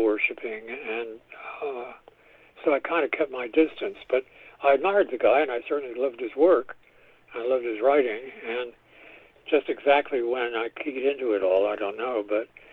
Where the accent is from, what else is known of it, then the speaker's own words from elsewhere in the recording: New York City, New York, United States; also born or lived in Spain / San Francisco Bay Area; I grew up in New York City